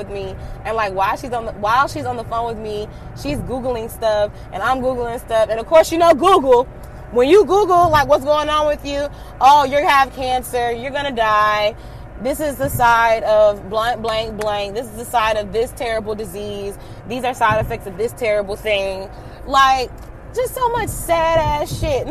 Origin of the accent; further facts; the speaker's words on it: Atlanta, Georgia, United States; I'm from Atlanta